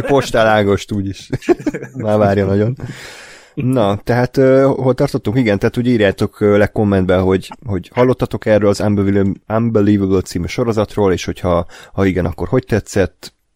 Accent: Hungary

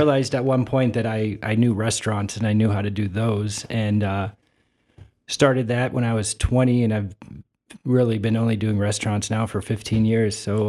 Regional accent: Youngstown, Ohio, United States; accent: Eastern Ohio; moved away as an adult; now in Toledo, United States; I grew up outside of Youngstown. And, okay. Came here in 2000 to go to UT.

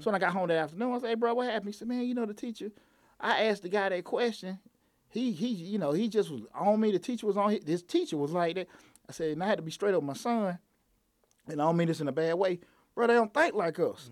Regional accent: Atlanta, Georgia, United States; growing up on Bankhead. I wanted to work downtown

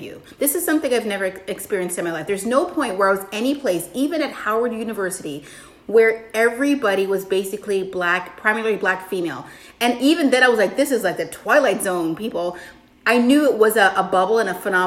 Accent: Toronto, Ontario, Canada; moved away; also born or lived in Washington, D.C., United States; I was raised in Toronto, which is like one of the most diverse spots on the planet

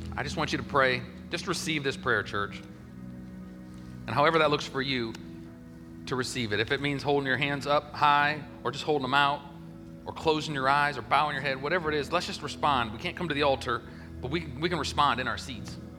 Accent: Ohio, United States; moved away as an adult; also born or lived in Denver; now in Augusta, United States; I was from Ohio

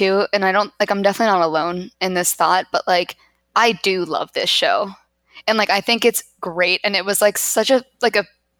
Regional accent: Utah, United States; where are you from? And I'm like, Utah.

